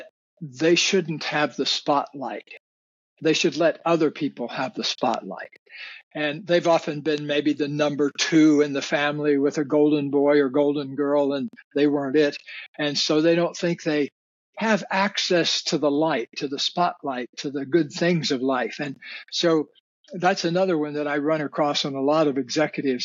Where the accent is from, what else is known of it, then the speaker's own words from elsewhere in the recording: Deep South, United States; I grew up in the Deep South